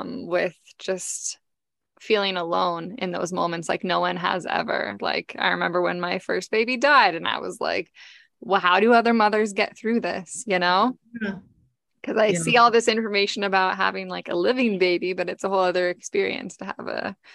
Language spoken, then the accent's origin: English; Seattle, Washington, United States; There were two of them that lived in Seattle actually, and I grew up on the West Side.